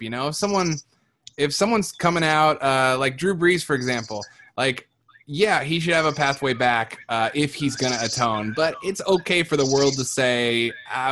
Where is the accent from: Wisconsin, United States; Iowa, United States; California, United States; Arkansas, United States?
Iowa, United States; I grew up in Iowa around a lot of white people in the country